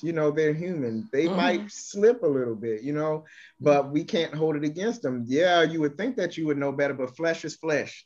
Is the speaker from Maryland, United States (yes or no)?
yes; Baltimore, Maryland, United States; my hometown of Baltimore